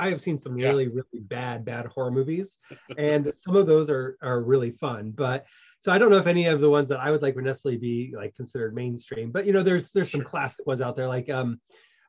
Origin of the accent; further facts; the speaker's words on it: Midwest, United States; also born or lived in Nebraska / Iowa / Minnesota / South Dakota; I was born in Nebraska, raised in the Midwest, you know, Iowa, Nebraska, Minnesota, South Dakota, my entire life, but born in Nebraska.